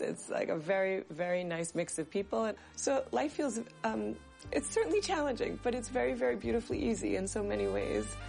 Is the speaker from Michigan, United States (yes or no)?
no; outside Boston, Massachusetts, United States; moved away as an adult; now in Israel; I grew up in North America, uh, outside Boston